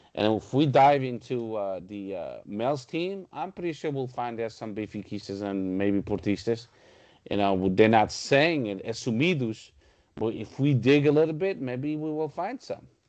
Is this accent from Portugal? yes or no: yes; Portugal; close to my hometown, Sgeda